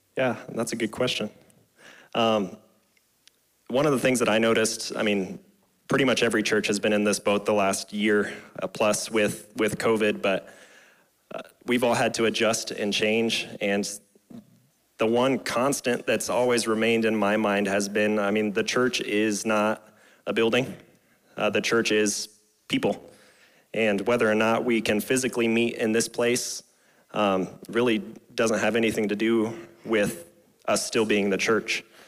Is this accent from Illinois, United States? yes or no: no; Scottsbluff, Nebraska, United States; moved away as an adult; I graduated from Scottsbluff in 2006.